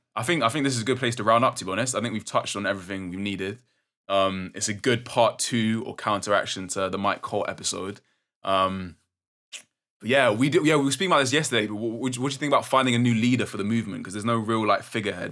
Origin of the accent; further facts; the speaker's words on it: London, United Kingdom; growing up in London